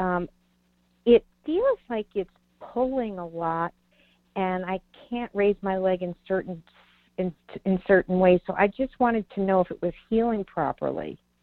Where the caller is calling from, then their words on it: Virginia, United States; I'm calling from Virginia.